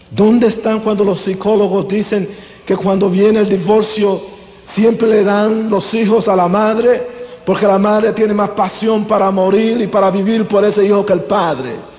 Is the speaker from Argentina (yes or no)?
no; Las Piedras, Puerto Rico; Yo soy puertorriqueño. Nací aquí en Puerto Rico en un lugar humilde pequeño llamado Las Piedras, entre Humacao y Junco.